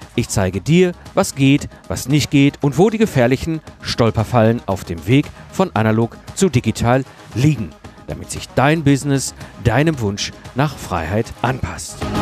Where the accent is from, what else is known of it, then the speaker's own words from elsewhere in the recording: Ruhr area, North Rhine-Westphalia, Germany; ich komme aus dem Ruhr-, Ruhrpott ursprünglich, bin Kind des Ruhrpots